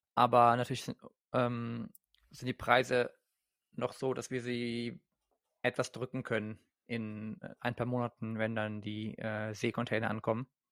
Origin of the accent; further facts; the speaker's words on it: Germany; nicht nur als Deutscher